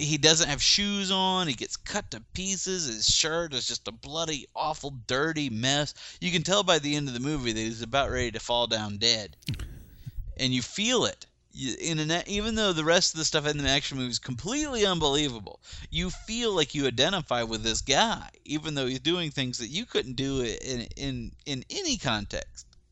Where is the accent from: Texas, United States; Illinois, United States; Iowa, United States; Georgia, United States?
Georgia, United States; Rome; moved away; my hometown of Rome, Georgia